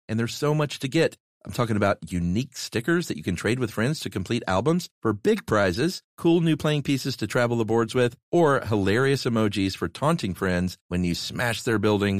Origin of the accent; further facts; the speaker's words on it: Buffalo, New York, United States; I'm from Buffalo.